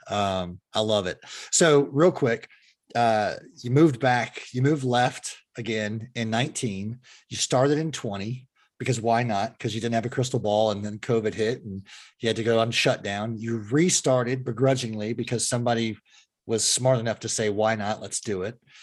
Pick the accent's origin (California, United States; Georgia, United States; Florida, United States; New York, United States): California, United States; Fremont; I grew up in the Fremont area, which is uh, opposite of the bay from San Francisco